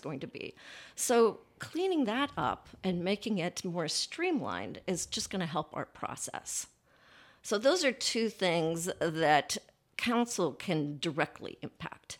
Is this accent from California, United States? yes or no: yes; California gold country, United States; moved away as an adult; also born or lived in San Francisco Bay Area; now in Columbus, United States; my childhood was in the California gold country